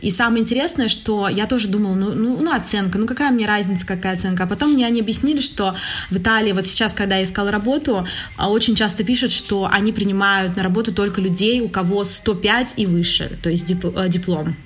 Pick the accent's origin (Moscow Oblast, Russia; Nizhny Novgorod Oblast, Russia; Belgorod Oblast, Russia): Nizhny Novgorod Oblast, Russia; Nizhny Novgorod; moved away as an adult; also born or lived in Calabria, Italy; now in Italy